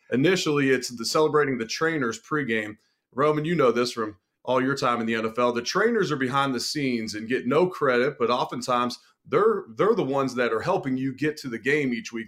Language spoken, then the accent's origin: English; Cincinnati, Ohio, United States; I'm originally from Cincinnati